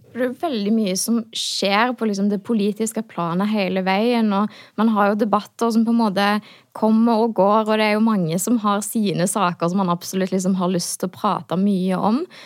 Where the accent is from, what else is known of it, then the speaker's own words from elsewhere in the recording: Hå, Rogaland, Norway; jeg er folkevalgt da, i hjemkommunen min i Hå